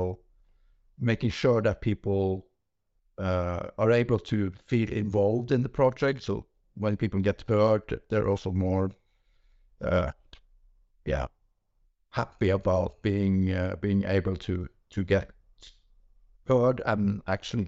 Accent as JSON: {"language": "English", "country": "Norway", "said": "from Norway"}